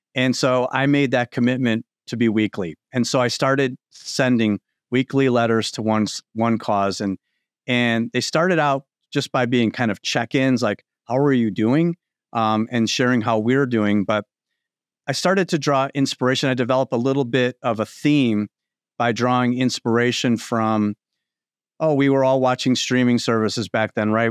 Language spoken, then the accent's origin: English; Chicago, Illinois, United States; moved away as an adult; now in Indianapolis, United States; I'm a Chicago guy. I came, I came down to Indianapolis from Chicago